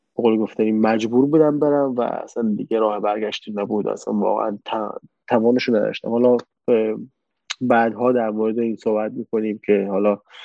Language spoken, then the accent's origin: Persian; Khuzestan, Iran; moved away as an adult; also born or lived in Abadan, Iran / Tehran, Iran / Turkey; اصالتا آبادانی هستیم ولی خب توی شهر کوچیکی توی جنوب بزرگ نفتی هستیم